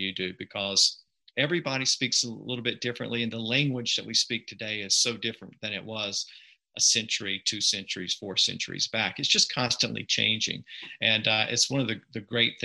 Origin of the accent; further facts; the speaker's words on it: the U.S. South, United States; accent: Southern; where I'm from in the U.S. South